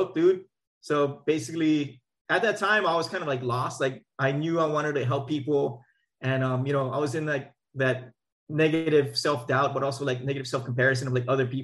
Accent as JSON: {"language": "English", "area": "Maui", "region": "Hawaii", "country": "United States", "tie": "born or raised there", "also_born_or_lived": "Oahu, Hawaii / Bay Area, California", "moved": "as an adult", "lives_now": "Elk Grove, United States", "said": "Born and raised on Maui, and then so after graduating Lahainaluna High School"}